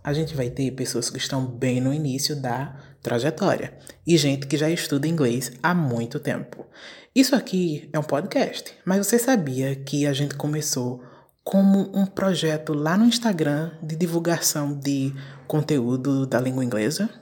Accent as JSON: {"language": "Portuguese", "country": "Brazil", "said": "a nossa existência enquanto brasileiros"}